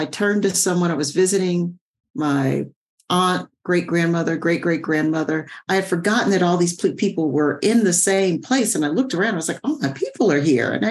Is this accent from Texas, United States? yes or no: yes; Sugar Land, Texas, United States; I was born in Sugar Land, Texas. I'm originally a Texan